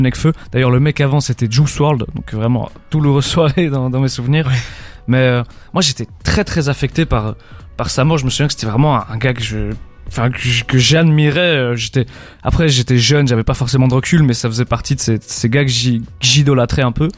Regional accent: Belgium; on est belge

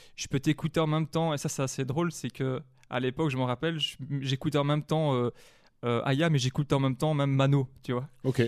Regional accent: Manage, Wallonia, Belgium; je viens d'une ville qui s'appelle La Louvière en Wallonie, entre Mons et Charleroi plus précisément même de, de Manage, qui est juste à côté

